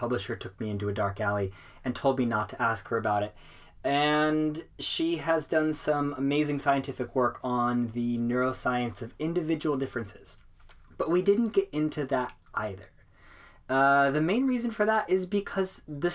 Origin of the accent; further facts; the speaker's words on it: Seattle, Washington, United States; UW, University of Washington, in my hometown of Seattle